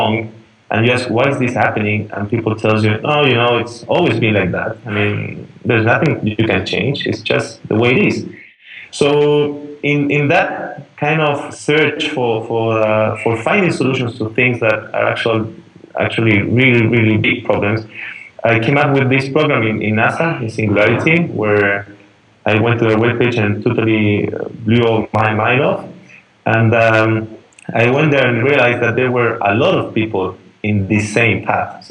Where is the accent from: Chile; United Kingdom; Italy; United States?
Chile; I'm Chilean, but I was born and raised here in Chile.